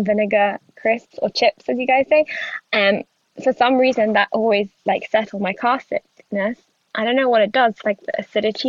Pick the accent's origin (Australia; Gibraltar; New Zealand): Gibraltar; moved away; I'm from Gibraltar, which is on the continent. And I literally, like, I grew up, like, next to Spain